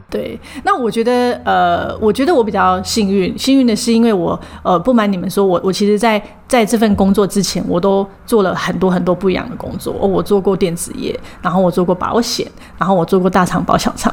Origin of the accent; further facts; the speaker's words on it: Taipei, Taiwan; moved away as an adult; 因为我从小到大都在台北